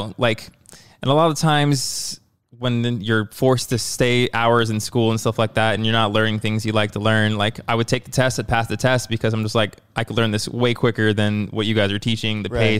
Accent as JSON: {"language": "English", "region": "Arizona", "country": "United States", "tie": "born there", "said": "I was born in Arizona."}